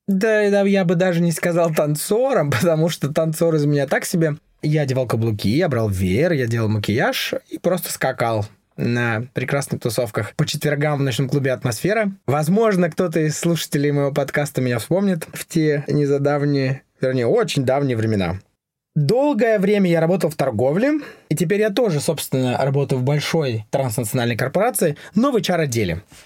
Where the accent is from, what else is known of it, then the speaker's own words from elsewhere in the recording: Yekaterinburg, Sverdlovsk Oblast, Russia; moved away as an adult; now in Oslo, Norway; Родился я на Урале, в городе Екатеринбург